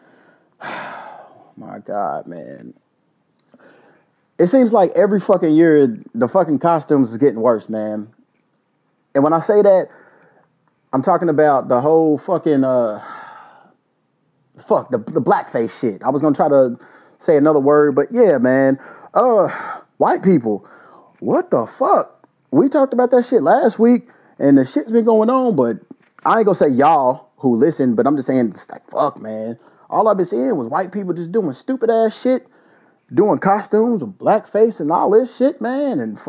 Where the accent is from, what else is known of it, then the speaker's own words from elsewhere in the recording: Kentucky, United States; my home state, the state of Kentucky